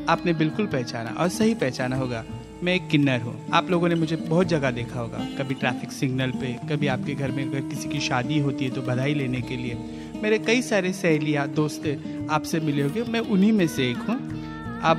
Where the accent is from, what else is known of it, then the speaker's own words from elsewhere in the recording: Chandigarh, India; है और मैं चंडीगढ़ से हूँ मैं पंजाब यूनिवर्सिटी में स्टूडेंट